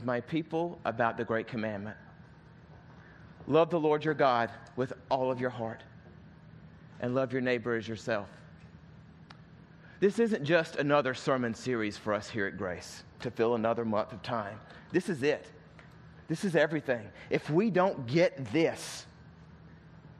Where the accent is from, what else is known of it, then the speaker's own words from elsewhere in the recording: the South, United States; accent: southern; my southern accent